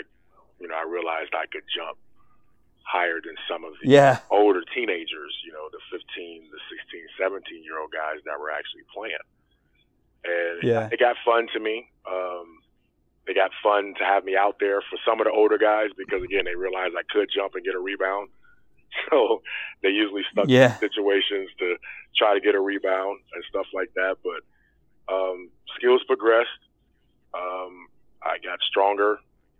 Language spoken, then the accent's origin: English; Cleveland, Ohio, United States; now in Cincinnati, United States; Originally from Cleveland